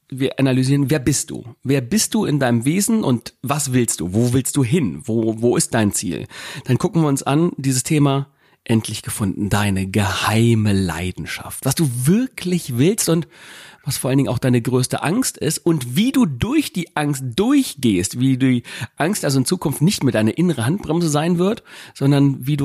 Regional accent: Gifhorn, Lower Saxony, Germany; wir kommen ja hier aus Gifhorn, einem kleinen Örtchen Winkel in unserem kleinen Löhnskrug hier

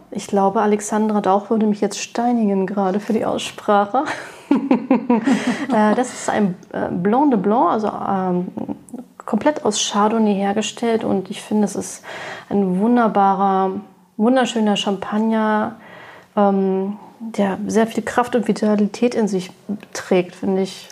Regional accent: Berlin, Germany; ich bin 45 Jahre alt, gebürtige Berlinerin

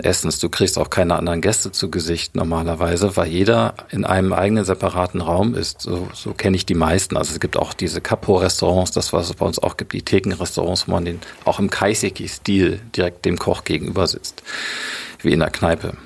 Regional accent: Germany; bei uns in Deutschland

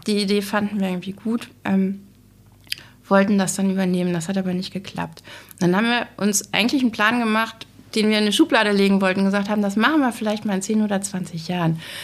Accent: Glücksburg, Schleswig-Holstein, Germany; also born or lived in Flensburg; ich bin 1975 geboren und hier in Glücksburg aufgewachsen, zur Grundschule gegangen

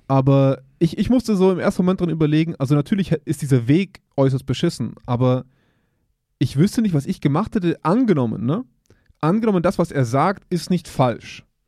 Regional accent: Germany; wir als Deutsche

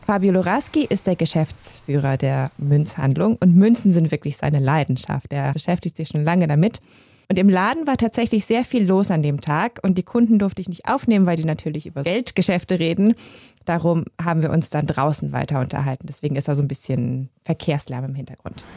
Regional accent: Germany; now in Switzerland; ich komme ja aus Deutschland, wie man hört

